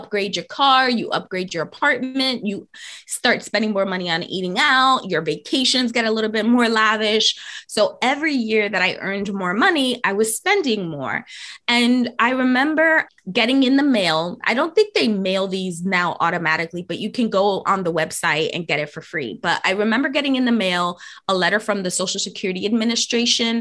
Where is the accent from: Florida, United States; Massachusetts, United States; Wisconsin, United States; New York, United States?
New York, United States; New York City; I am born and raised in New York City, in the Bronx in particular